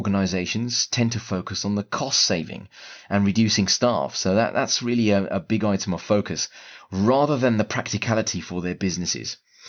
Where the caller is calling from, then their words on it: London, United Kingdom; I'm speaking from London right now.